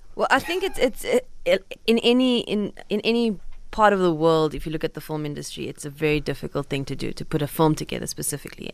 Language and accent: English; Cape Town, Western Cape, South Africa; I grew up in Cape Town